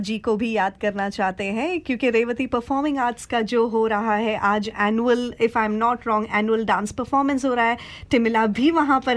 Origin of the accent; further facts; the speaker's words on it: Lalitpur, Uttar Pradesh, India; ललितपुर है मैं वहां से हूँ ये यूपी से हूँ